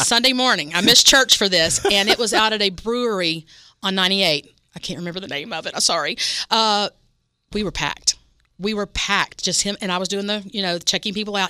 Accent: West Virginia, United States; moved away; I grew up in West Virginia

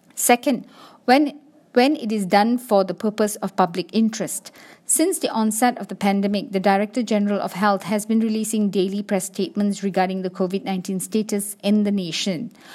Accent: Malaysia; As a Malaysian

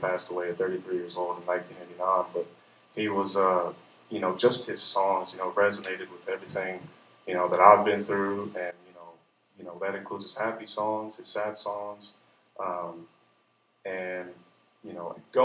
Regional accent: Harrodsburg, Kentucky, United States; grew up there, went to elementary school there, went to middle school there

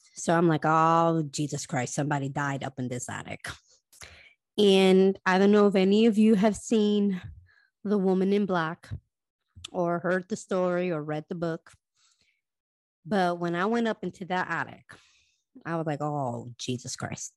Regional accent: Connecticut, United States; now in Florida, United States; I am originally from Connecticut as well

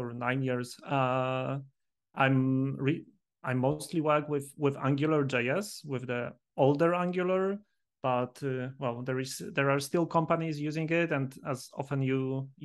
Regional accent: Poland; moved away as an adult; now in Valencia, Spain; I live in Spain already like 8 years, but I'm originally from Poland.

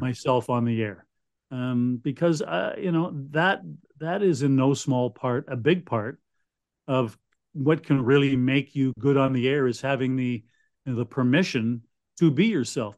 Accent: Winnipeg, Manitoba, Canada; moved away as an adult; now in Ottawa, Canada; growing up in Winnipeg

